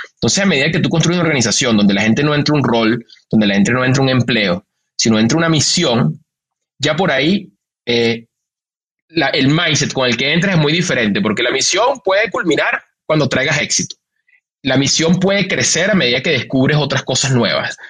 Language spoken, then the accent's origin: Spanish; Venezuela; now in Mexico; un venezolano en México